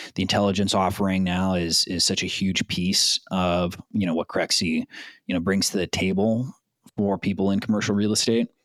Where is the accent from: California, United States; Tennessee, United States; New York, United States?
California, United States; South Bay, Southern; also born or lived in San Pedro / South Florida; born and raised in Southern California, uh, South Bay specifically. I was born in San Pedro. Grew up in the South Bay